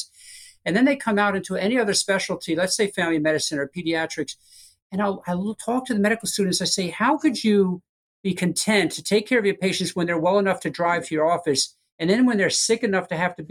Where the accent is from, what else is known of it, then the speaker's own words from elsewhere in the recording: Long Island, New York, United States; moved away as an adult; now in Florida, United States; I grew up in Long Island and a Mets fan